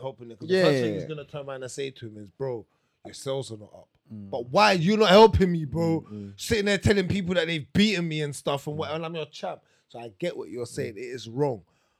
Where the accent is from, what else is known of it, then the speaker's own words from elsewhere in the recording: England, United Kingdom; I'm going to say I'm from England. I've got the whole England backing me.